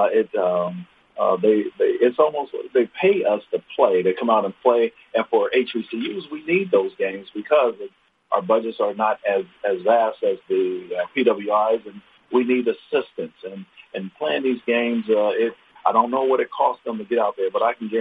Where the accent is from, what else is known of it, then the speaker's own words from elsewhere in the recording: Dayton, Ohio, United States; moved away; also born or lived in Anchorage, Alaska; I was born in Dayton, Ohio